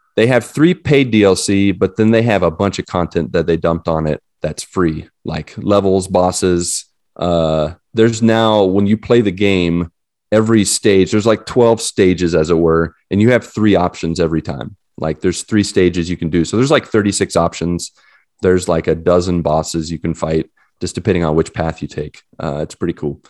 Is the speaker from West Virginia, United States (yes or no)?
yes; West Virginia, United States; I'm from West Virginia